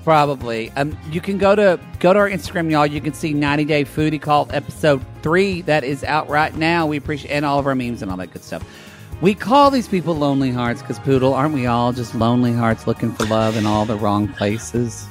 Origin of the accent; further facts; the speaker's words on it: United States; I have American pride